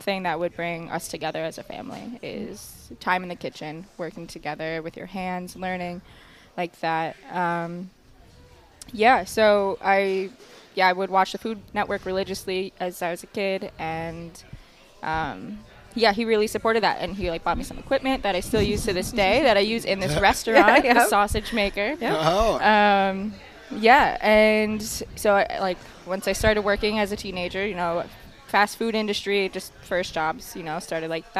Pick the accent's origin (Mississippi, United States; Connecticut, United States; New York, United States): New York, United States; Long Island; now in Eau Claire, United States; born and raised on Long Island, Italian family